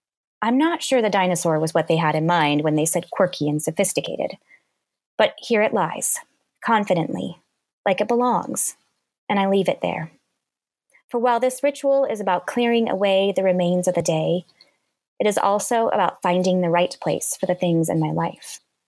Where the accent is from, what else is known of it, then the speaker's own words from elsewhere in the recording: Kansas, United States; born there; now in Minnesota, United States; in Kansas, my husband in Ohio. We had our first daughter in Illinois, our second in Texas, and our third here in Minnesota.